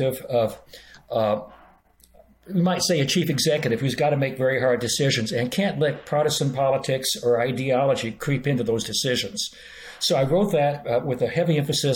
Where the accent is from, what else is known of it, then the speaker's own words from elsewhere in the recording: Oklahoma, United States; moved away as an adult; also born or lived in Boston, Massachusetts; I grew up in Oklahoma, one of the reddest of the red states, and I spent 40 years in Boston and Massachusetts